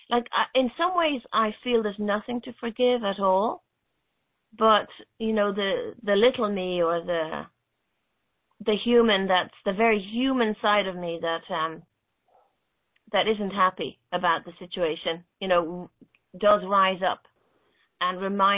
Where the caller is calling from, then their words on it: Dublin, Leinster, Ireland; I'm calling in from Dublin in Ireland.